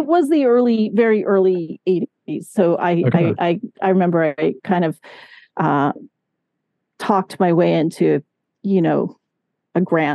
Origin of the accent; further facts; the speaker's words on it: Catskills / Hudson Valley, New York, United States; I was born in Catskill, but actually, no, it was more like the towns I lived in were like New Paltz, Kingston, Woodstock